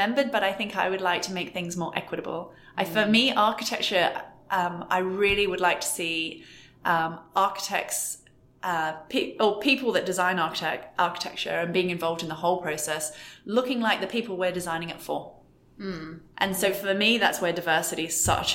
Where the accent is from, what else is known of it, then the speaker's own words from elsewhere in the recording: Australia; moved away; I'm Australian, so I do some trips to Australia to see family